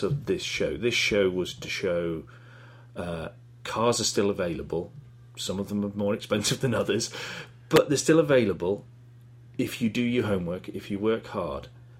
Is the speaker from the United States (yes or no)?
no; United Kingdom; I'm British